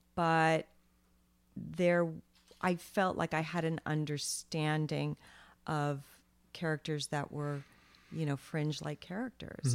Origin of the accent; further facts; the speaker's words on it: Vermont, United States; also born or lived in Long Island, New York; so I was born on Long Island, but then when I was eleven or twelve, we moved to Vermont.